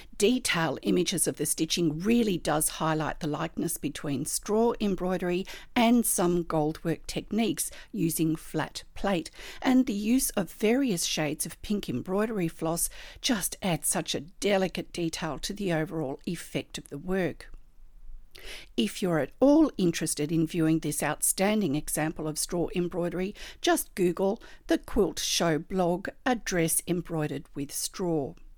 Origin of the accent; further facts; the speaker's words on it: Australia; I'm an Australian textile artist